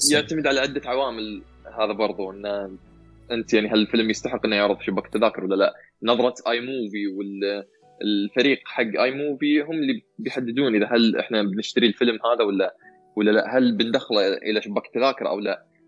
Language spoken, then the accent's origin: Arabic; Saudi Arabia; عندنا في السعوديه